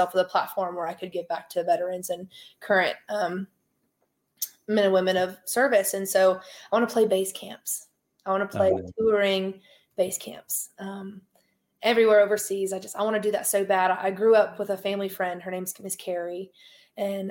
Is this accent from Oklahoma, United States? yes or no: yes; Tulsa, Oklahoma, United States; moved away as an adult; also born or lived in Owasso, Oklahoma; now in Nashville, United States; I'm from Tulsa. So Kane's Ballroom is where I grew up listening to music